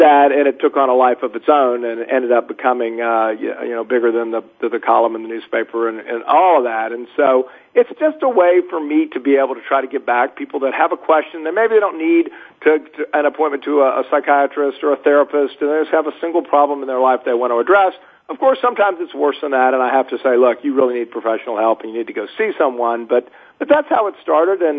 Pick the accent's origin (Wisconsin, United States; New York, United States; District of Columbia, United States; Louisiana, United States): Louisiana, United States; New Orleans; I'm from Louisiana, born in New Orleans.